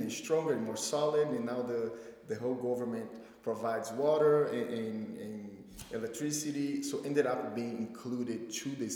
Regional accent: Brazil; moved away as an adult; now in United States; growing up in Brazil

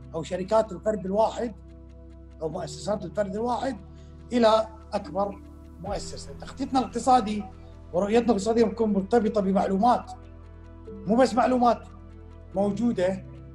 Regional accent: Kuwait; عندنا بالكويت

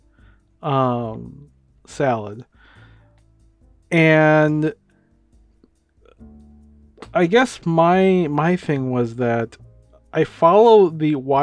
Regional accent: Minnesota, United States; we're from Minnesota

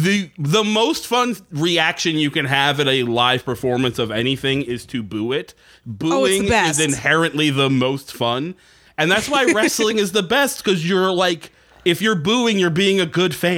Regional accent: Northeast, United States; What's funny is like growing up in the Northeast, there was a lot of like indie wrestling around.

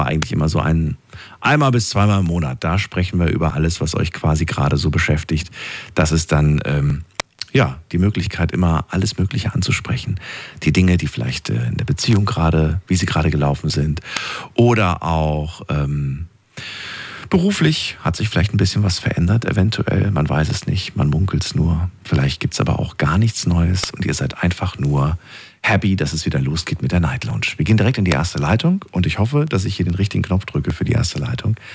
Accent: Stuttgart, Baden-Württemberg, Germany; Ich komme aus Stuttgart. Aus Stuttgart.

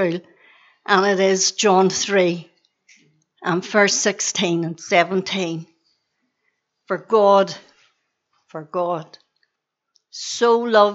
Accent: Belfast, Northern Ireland, United Kingdom; I was born and reared on the Donegal Road in Belfast.

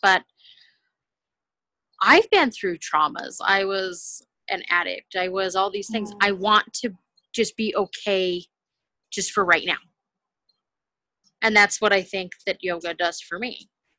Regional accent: California, United States; Well, just moving to Utah, I came from California.

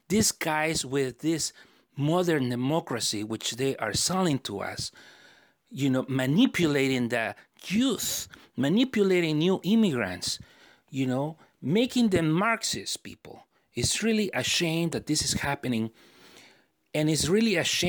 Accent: United States; we Americans

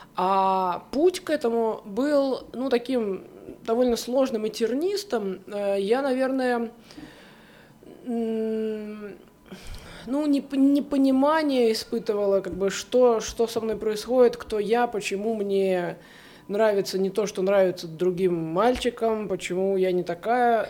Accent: Saint Petersburg, Russia; moved away as an adult; now in Haifa, Israel; я из города, я из Петербурга, кстати, я всю жизнь там прожила в большом городе

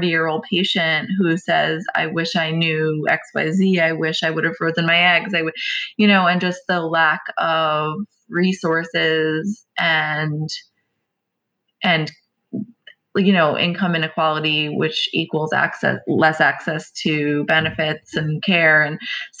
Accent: New York, United States; I'm Italian from New York

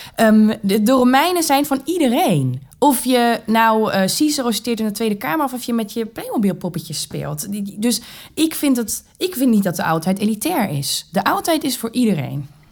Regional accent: Germany; Dutch is a second language; moved away as an adult; also born or lived in England / United States; now in Groningen, Netherlands; ik niet uit Nederland kom. Ik ben Duitse.

